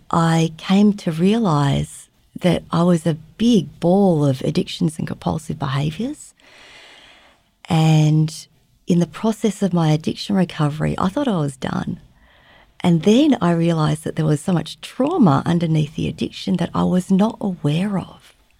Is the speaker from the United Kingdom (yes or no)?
no; Australia; moved away as an adult; also born or lived in Vietnam; now in Fairbanks, United States; I was born in Vietnam. I was raised in Australia, and these days I live in Fairbanks, Alaska